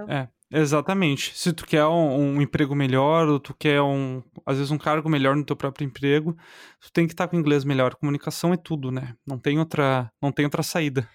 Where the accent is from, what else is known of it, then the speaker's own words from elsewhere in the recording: Canoas, Rio Grande do Sul, Brazil; accent: gaúcho; moved away as an adult; also born or lived in Portugal; now in Netherlands; O meu sotaque é do Rio Grande do Sul, mais especificamente Canoas, do ladinho de Porto Alegre ali